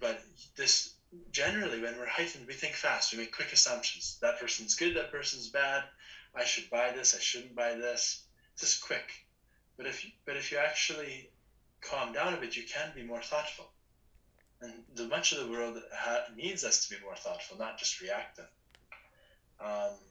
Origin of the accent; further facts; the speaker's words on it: Leduc, Alberta, Canada; also born or lived in Edmonton; we're both from Leduc, born in Edmonton, both living in Leduc